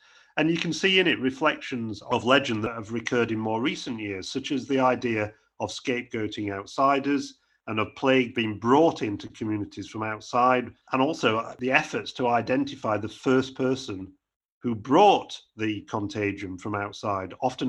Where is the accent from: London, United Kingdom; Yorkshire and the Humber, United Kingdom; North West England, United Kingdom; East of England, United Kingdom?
Yorkshire and the Humber, United Kingdom; Sheffield; I was born at Handsworth in Sheffield